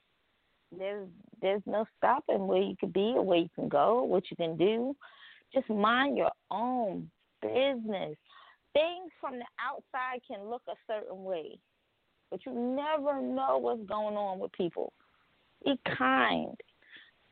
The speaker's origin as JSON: {"language": "English", "region": "New York", "country": "United States", "tie": "born or raised there", "said": "we grew up in New York"}